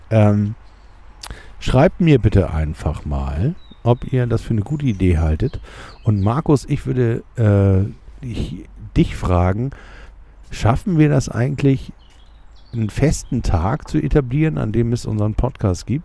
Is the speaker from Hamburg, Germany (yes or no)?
yes; Hamburg, Germany; wusste natürlich nicht als Hamburger, dass Duisburg mit der Bahn 20 Minuten weit weg ist